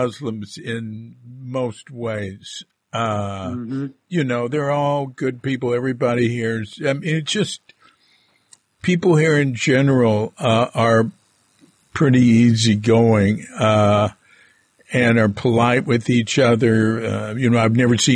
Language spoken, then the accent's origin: English; United States; moved away as an adult; now in Bali, Indonesia; growing up in America